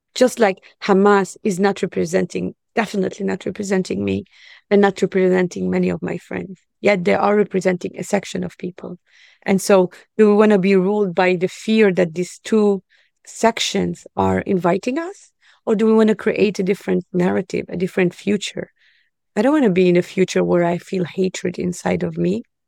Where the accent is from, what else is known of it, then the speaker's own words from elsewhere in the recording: Israel; moved away as an adult; also born or lived in Africa; I'm Palestinian. I grew up in Israel and studied in a Christian school, lived most of my life in Africa